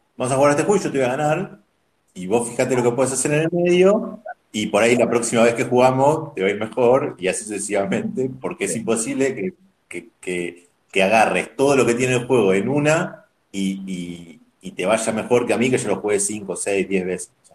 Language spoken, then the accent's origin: Spanish; Buenos Aires, Argentina; Yo soy de Capital, eh, siempre, siempre viví en Capital